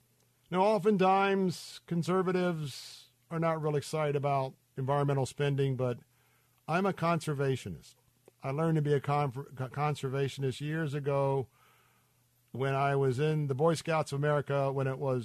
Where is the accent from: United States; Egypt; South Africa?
United States; Tampa, Florida; the river here in my hometown of Tampa.